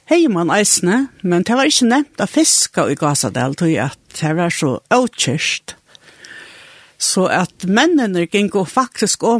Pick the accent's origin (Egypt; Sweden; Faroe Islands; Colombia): Faroe Islands; Gásadalur; Jeg er født i Gassadel. Begge foreldrene våre herfra. Så jeg er født og oppvoksen her.